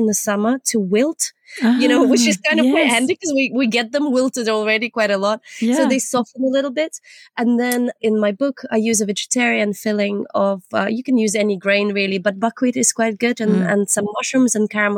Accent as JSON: {"language": "English", "town": "Nova Kakhovka", "region": "Kherson Oblast", "country": "Ukraine", "tie": "born or raised there", "also_born_or_lived": "Leeds, United Kingdom", "moved": "yes", "lives_now": "United Kingdom", "said": "from Kachovka, from my hometown."}